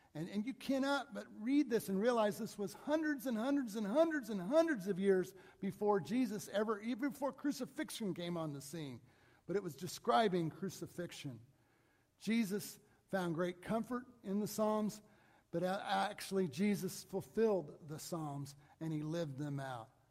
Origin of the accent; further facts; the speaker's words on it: Mount Vernon, United States; a church that I grew up in in Mount Vernon.